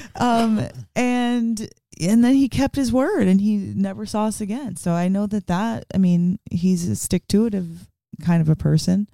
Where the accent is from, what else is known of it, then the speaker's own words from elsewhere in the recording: Las Vegas, Nevada, United States; moved away as an adult; also born or lived in Bronx, New York; now in Portland, United States; I was born in the Bronx, but um, I'm from Vegas. I grew up in Vegas